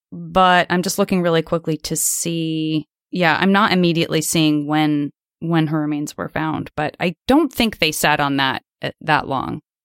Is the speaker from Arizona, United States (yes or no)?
yes; Arizona, United States; I'm from Arizona